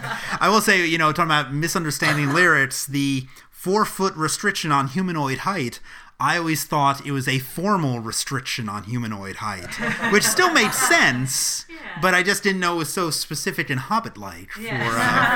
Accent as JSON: {"language": "English", "country": "United States", "said": "as an American, when and Tom alluded to this with the cassette tape, as somebody born in 1971"}